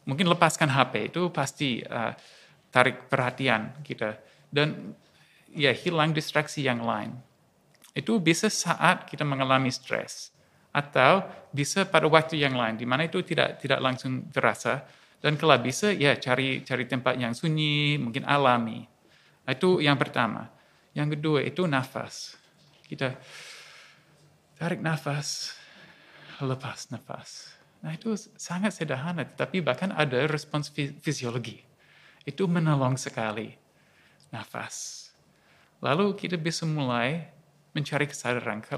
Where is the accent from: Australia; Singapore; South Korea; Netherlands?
Australia; moved away as an adult; now in Yogyakarta, Indonesia; Ya, perkenalkan saya uh … asli dari Australia, tapi tujuh tahun ini tinggal di Indonesia, di Jogja